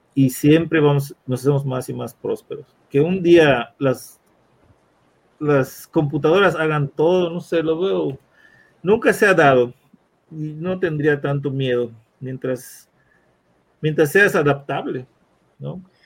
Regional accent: Mexico; como mexicano

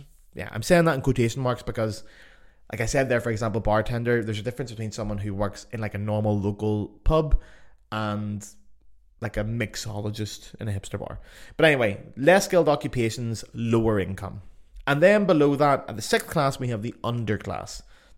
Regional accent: Belfast, Northern Ireland, United Kingdom; accent: Belfast; my accent, for example, the beautiful Belfast accent, actually voted sexiest accent in the world.

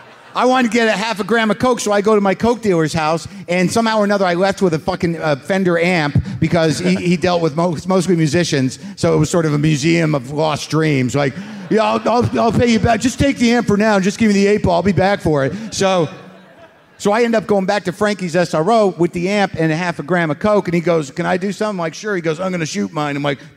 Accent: Brookline, Massachusetts, United States; also born or lived in California; now in Somerville, United States; I've been living in Somerville and doing comedy 8 years. Born in California, I grew up in Brookline and was introduced to comedy early by my dad, who owned a record store in Kenmore Square.

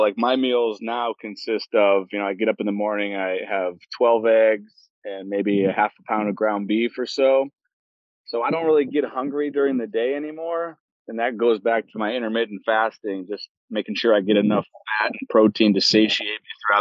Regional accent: Cleveland, Ohio, United States; my hometown in Cleveland, Ohio.

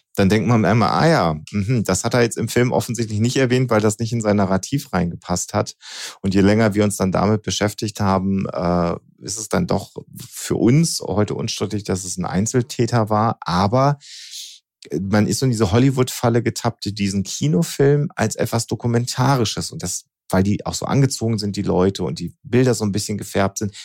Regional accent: Germany; bei uns in Deutschland

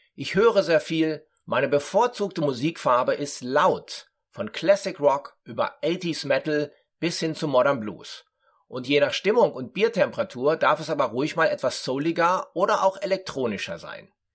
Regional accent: Dortmund, North Rhine-Westphalia, Germany; moved away as an adult; also born or lived in Frankfurt; in meiner Geburtsstadt Dortmund

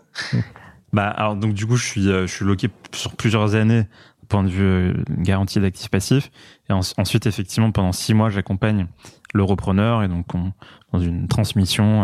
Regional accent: Paris, Île-de-France, France; je, suis né à Paris, j'ai grandi à Paris, j'adore Paris

